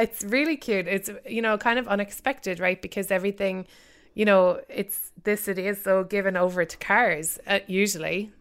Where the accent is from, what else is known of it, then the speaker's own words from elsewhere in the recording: Cork, Munster, Ireland; moved away; I grew up in Cork in the south of Ireland